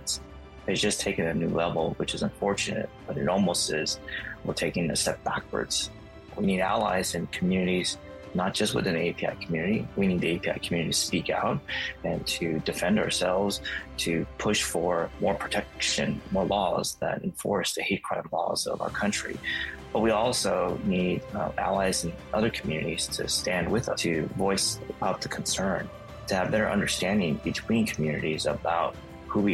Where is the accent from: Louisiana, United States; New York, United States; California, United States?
California, United States; San Francisco; also born or lived in Washington, D.C.; I decided to go home and work for the legend and kind of really understand San Francisco politics better and really help him implement his vision to changing and uplifting my hometown community